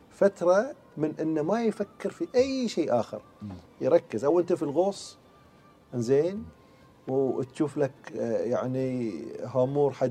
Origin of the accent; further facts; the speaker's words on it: Bahrain; moved away; يوم ما انتقلنا اساسا من البحرين الى الامارات او الى عمان يعني ما حسينا ابد ان احنا اساسا طلعنا حتى من فريجنا